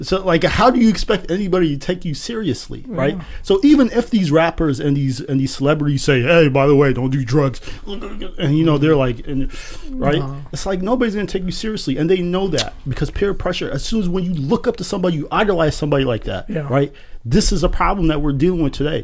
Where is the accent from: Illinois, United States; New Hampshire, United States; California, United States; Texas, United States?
California, United States; San Diego; moved away; I come from San Diego, and in my neighborhood, there was, like, it was a gang-infested area